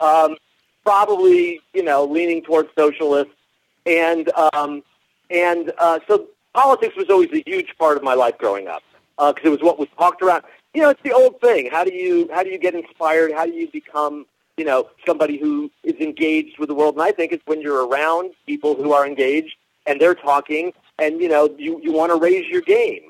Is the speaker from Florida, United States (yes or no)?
yes; Miami, Florida, United States; also born or lived in New York; now in Los Angeles, United States; I grew up in Miami, but my parents are New York Jews